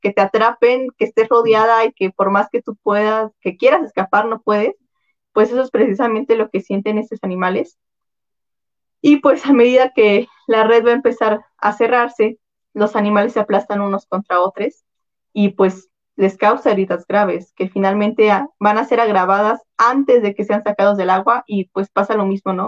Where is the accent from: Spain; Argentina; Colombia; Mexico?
Mexico; central Mexico; somos mexicanos, ah, nosotros casi no consumimos peces, ¿no? Nosotros casi no consumimos, o por lo menos aquí en el centro del país